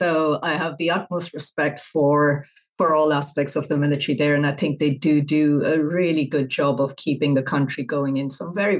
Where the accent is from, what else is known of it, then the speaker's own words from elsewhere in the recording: Pakistan; I grew up in Pakistan